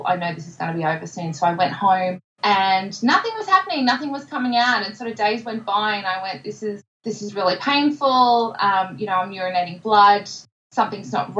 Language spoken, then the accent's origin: English; Melbourne, Victoria, Australia; I'm from Narrewarren in Melbourne, born and bred